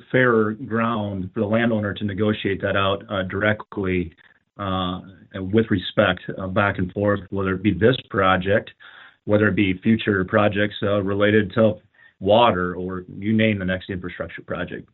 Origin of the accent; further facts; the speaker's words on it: Madison, South Dakota, United States; I come from Madison